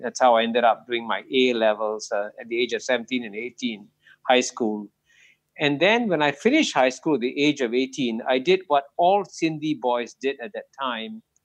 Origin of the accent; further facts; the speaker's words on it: Singapore; both of them landed up in Singapore in 1947, and I was born here uh, in 1948